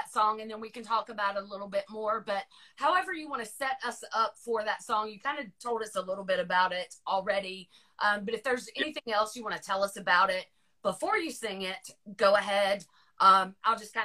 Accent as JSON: {"language": "English", "region": "Virginia", "country": "United States", "tie": "born or raised there", "moved": "yes", "said": "I will always consider Virginia my home, but I grew up about 45 miles south of DC"}